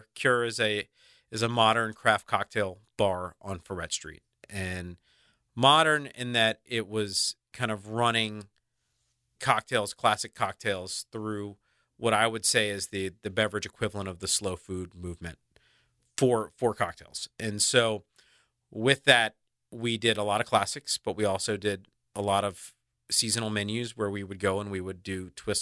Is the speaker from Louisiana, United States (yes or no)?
yes; New Orleans, Louisiana, United States; moved away as an adult; also born or lived in New York City; I was born and raised in Broadmoor.